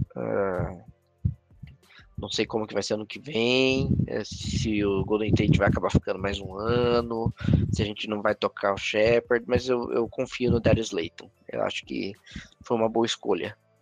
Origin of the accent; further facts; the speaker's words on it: Brazil; Somos brasileiros